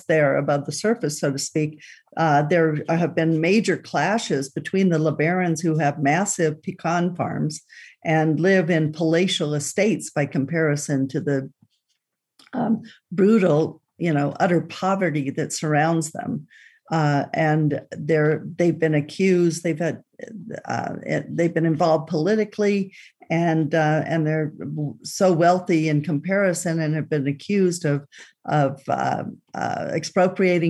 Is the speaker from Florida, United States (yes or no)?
no; Boulder City, Nevada, United States; I grew up in Boulder City, Nevada, and the family home is still, my mother's still in the family home overlooking Lake Mead